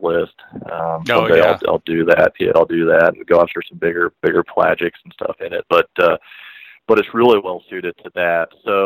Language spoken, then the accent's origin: English; Kansas, United States; now in Columbia, United States; I'm actually from Kansas originally